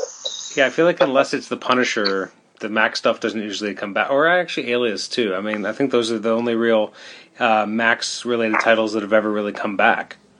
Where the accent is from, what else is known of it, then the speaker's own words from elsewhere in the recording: Canada; I'm Canadian